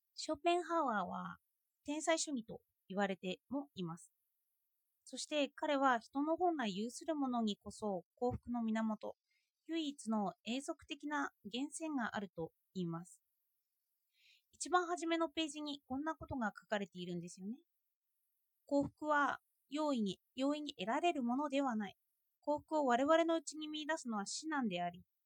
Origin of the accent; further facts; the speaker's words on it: Japan; 私は日本で育っている